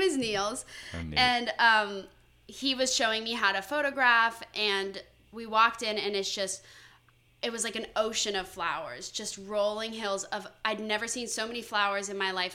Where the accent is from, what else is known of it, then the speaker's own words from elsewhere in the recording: Valrico, Florida, United States; moved away as an adult; also born or lived in Connecticut; I'm from Valrico, Florida, which is kind of just outside of Tampa